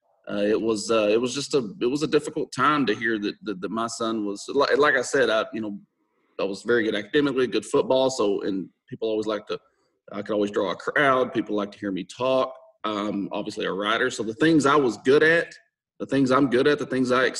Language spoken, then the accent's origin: English; Texas, United States; I'm born and raised Texas.